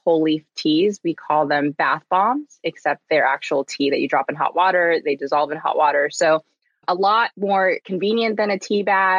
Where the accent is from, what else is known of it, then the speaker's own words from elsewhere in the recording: Southern California, United States; I grew up in Southern California